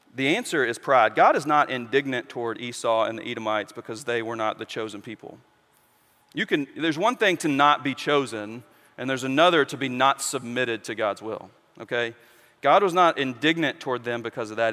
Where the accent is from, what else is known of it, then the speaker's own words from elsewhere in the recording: West Memphis, Arkansas, United States; I, I grew up in West Memphis